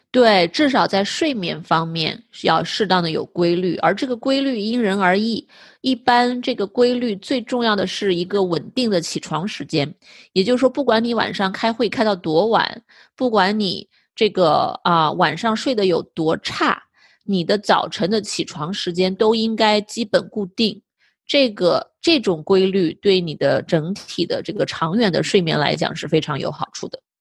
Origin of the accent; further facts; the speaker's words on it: northern China, China; now in United States; 我也是北方长大的